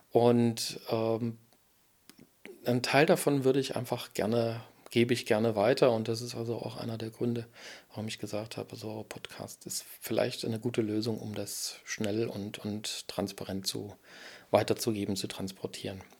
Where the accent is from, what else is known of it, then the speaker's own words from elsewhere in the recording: Erfurt, Thuringia, Germany; Als Erfurter habe ich natürlich Erfurt-Geschichten zu erzählen. Also ich liebe und äh, mag meine Heimatstadt Erfurt sehr als Blumenstadt